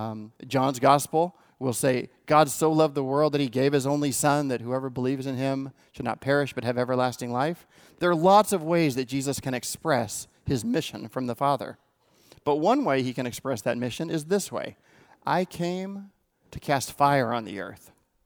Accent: California, United States; I grew up in the Inland Empire, and there was this guy in the 70s in Palm Springs who we all just called Brother Harold.

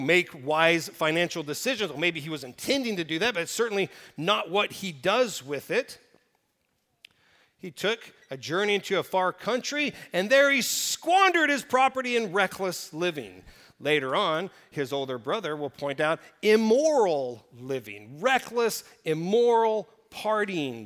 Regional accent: Oklahoma Panhandle, United States; I grew up in the Oklahoma Panhandle

